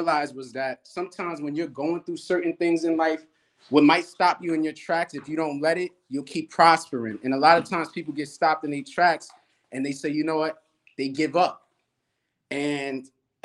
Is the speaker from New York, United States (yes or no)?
yes; New York City, New York, United States; I'm from Brooklyn. Some would consider East New York, Starrett City